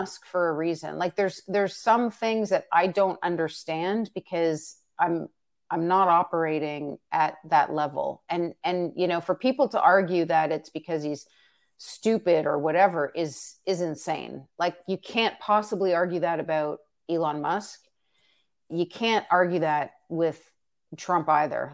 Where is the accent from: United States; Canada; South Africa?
Canada; as a Canadian